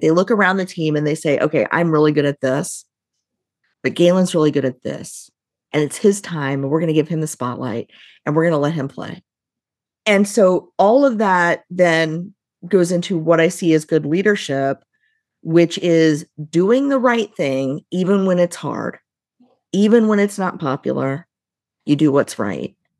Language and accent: English; Midwest, United States; I grew up right near Kentucky, which is bourbon country